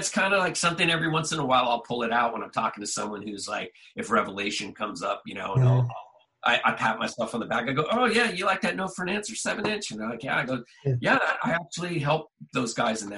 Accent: Southern California, United States; we're just dudes from Southern California

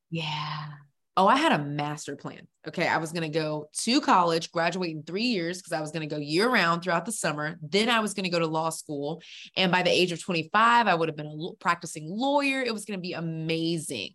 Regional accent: Houston, Texas, United States; now in Atlanta, United States; I'm originally from Houston, Texas, best state in the world

